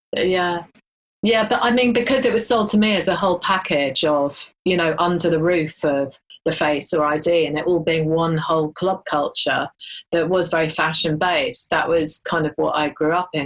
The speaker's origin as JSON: {"language": "English", "town": "Ealing", "region": "London", "country": "United Kingdom", "tie": "born or raised there", "said": "I grew up in Ealing"}